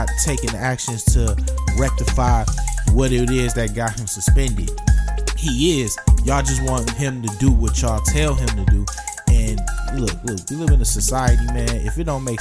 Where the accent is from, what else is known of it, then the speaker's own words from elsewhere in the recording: Detroit, Michigan, United States; my hometown Detroit